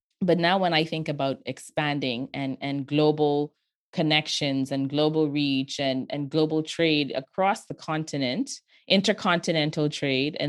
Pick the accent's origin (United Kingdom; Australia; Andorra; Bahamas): Bahamas; I grew up in the Bahamas